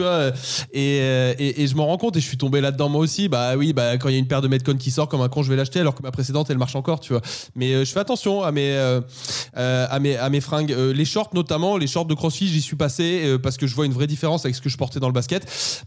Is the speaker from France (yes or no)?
yes; Paris, Île-de-France, France; je suis parisien. À Paris, on commence la journée de taf un peu plus tard qu'en province